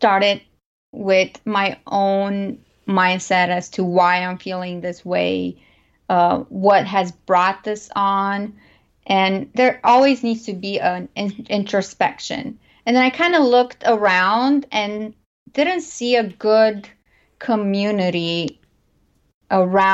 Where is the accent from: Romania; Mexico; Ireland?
Romania; moved away as an adult; now in United States; I am an immigrant who was not born and raised in the U.S. I was born in Romania, and I actually came to the U.S. about almost 15 years ago.